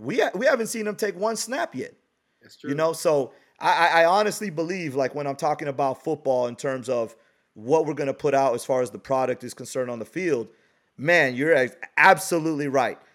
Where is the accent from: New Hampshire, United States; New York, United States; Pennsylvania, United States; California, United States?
California, United States; Bay Area; born and raised, when I'm from the Bay Area